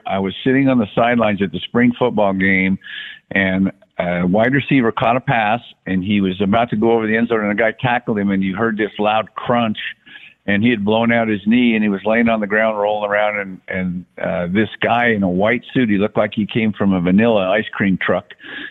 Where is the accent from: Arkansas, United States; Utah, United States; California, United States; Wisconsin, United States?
Utah, United States; Brigham City; Well, I grew up in Brigham City, Utah, which is a very small town in northern Utah, north Salt Lake. It's more of a farming community, ranching community.